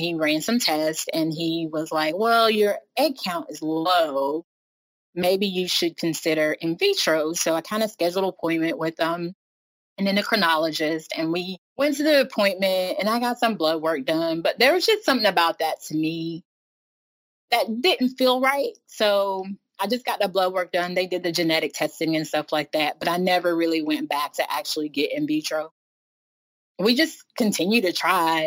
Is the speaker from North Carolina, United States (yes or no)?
yes; North Carolina, United States; I am born and raised in North Carolina, kind of been here my whole life.